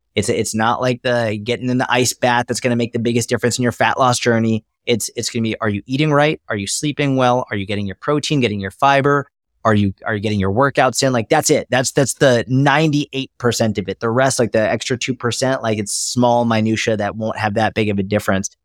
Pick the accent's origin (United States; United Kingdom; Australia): United States; Boston, Massachusetts; I grew up in Boston, Massachusetts, or outside, I grew up in a suburb of Massachusetts